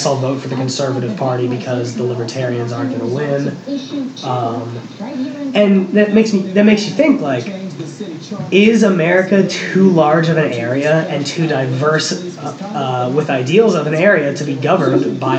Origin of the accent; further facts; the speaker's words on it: Tennessee, United States; I'm from Tennessee, and there are a lot of middle class people in Tennessee who would describe themselves as libertarian.